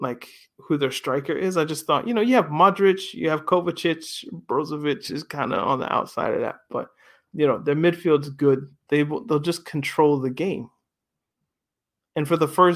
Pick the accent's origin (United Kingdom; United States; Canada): Canada; Nova Scotia; I was born in Nova Scotia